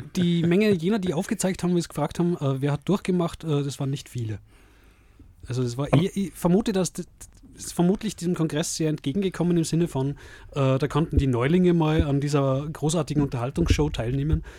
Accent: Salzburg, Austria; bei uns in Salzburg

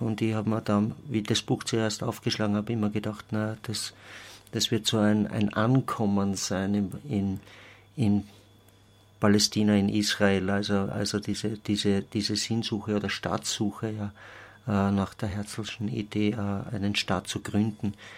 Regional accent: Austria; als Österreicher

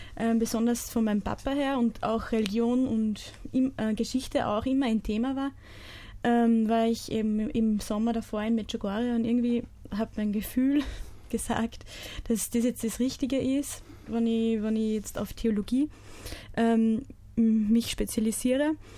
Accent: Bischofshofen, Salzburg, Austria; bin aus Bischofshofen

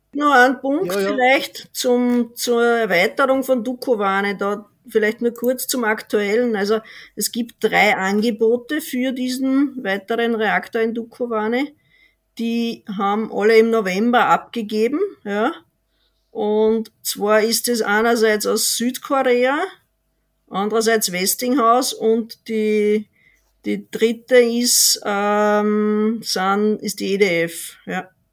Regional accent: Austria; als Österreicher

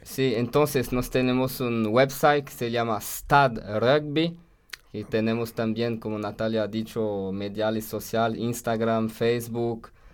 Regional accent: France; Spanish is a second language; moved away as an adult; also born or lived in Brazil; now in Austria; en Francia, en mi país

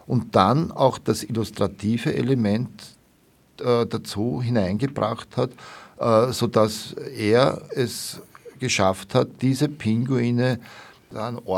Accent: Vienna, Austria; und habe ihm, wie man das als Wiener so sagt, halt, nicht?

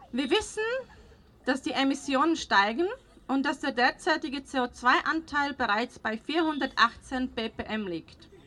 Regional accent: Slovakia; now in Austria

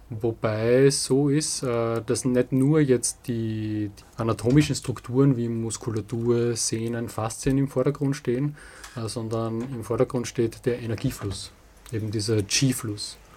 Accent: Ettendorf, Styria, Austria; Äh, das, ist, das wird niemand kennen, das ist äh, Ettendorf, das ist ein kleines Dorf äh, in der Nähe von Steins, das ist ein bisschen bekannter. Steins ist so 20 Kilometer südlich von Graz.

